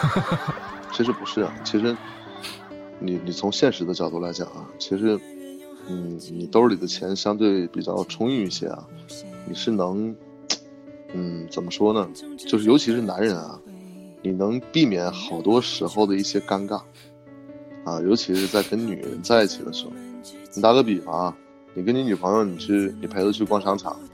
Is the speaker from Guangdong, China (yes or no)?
no; Hulunbuir, Inner Mongolia, China; moved away; also born or lived in Beijing; 我在呼伦贝尔，还在呼伦贝尔